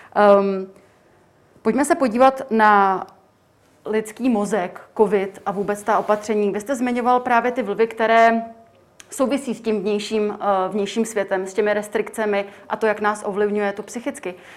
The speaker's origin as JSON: {"language": "Czech", "country": "Czechia", "said": "my jako Češi"}